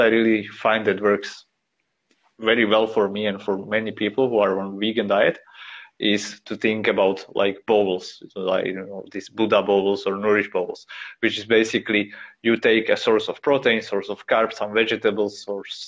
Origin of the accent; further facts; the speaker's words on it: Slovakia; I'm from Slovakia